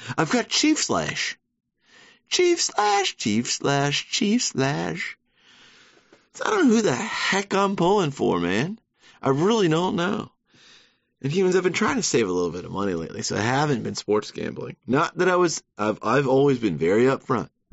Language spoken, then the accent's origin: English; Savannah, Georgia, United States; moved away as an adult; now in New York City, United States; I'm from Savannah, Georgia, born and raised.